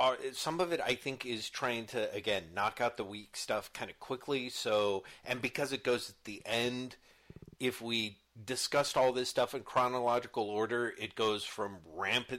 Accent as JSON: {"language": "English", "country": "United States", "said": "being an American"}